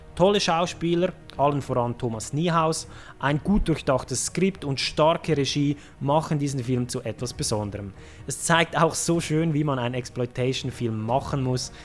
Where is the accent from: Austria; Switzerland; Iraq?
Switzerland; als Schweizer mit bayerischen Wurzeln